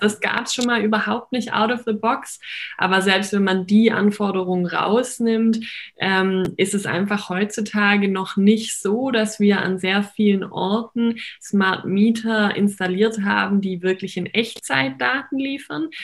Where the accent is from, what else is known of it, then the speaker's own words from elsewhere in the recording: Heidenheim, Baden-Württemberg, Germany; ich komme ähm, aus Baden-Württemberg, mhm. ähm, mhm. aus Heidenheim.